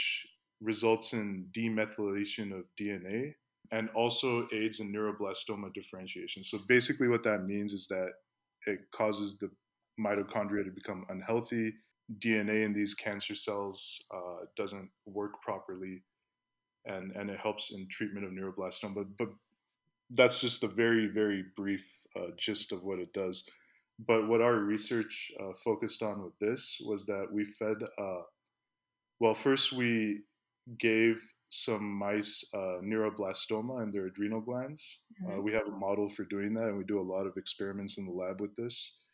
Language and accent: English; Palo Alto, California, United States; moved away as an adult; also born or lived in Pakistan; now in Las Vegas, United States; I grew up in Palo Alto